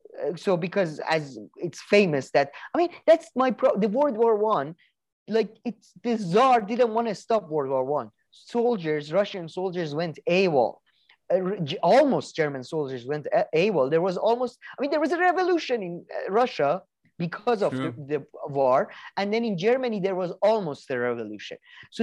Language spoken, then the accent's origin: English; Scotland, United Kingdom; I'm from Scotland